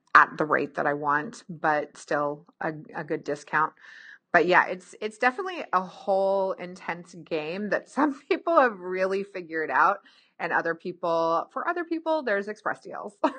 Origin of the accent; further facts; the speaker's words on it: Pacific Northwest, United States; I'm from the Pacific Northwest, but I grew up with snow too